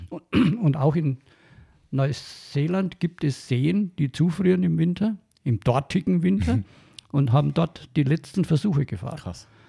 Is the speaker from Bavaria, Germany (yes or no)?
yes; Franconia, Bavaria, Germany; accent: Franconian; meinen fränkischen Dialekt